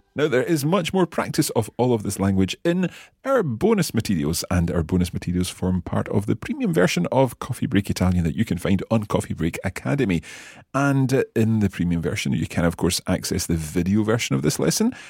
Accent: Scotland, United Kingdom; being Scottish

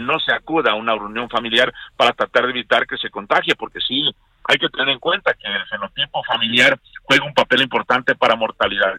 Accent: Mexico; nosotros somos México

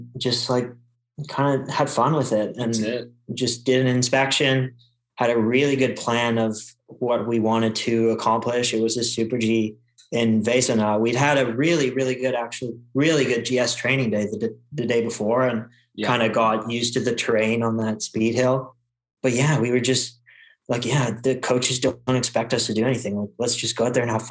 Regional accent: Quebec, Canada; I grew up racing in Quebec

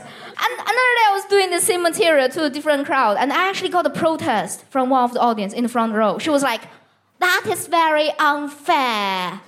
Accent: China; English is a second language; now in United Kingdom; I'm an immigrant as well. I'm from China

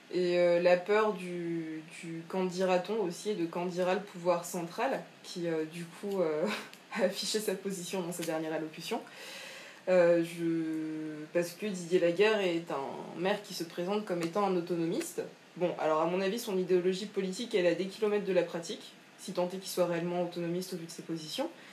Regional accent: Martinique; chez nous à Sainte-Thérèse

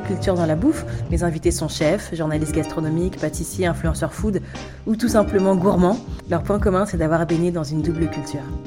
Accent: France; je suis né en France

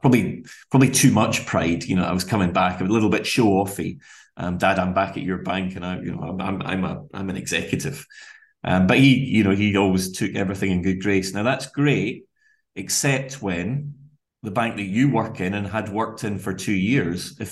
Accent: Glasgow, Scotland, United Kingdom; We grew up relatively humbly in Glasgow, latterly though less so in the suburbs of Glasgow

